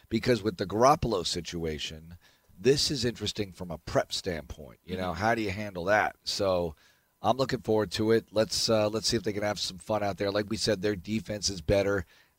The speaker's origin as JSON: {"language": "English", "region": "East Coast", "country": "United States", "tie": "born or raised there", "moved": "yes", "lives_now": "Houston, United States", "said": "I grew up on the East Coast"}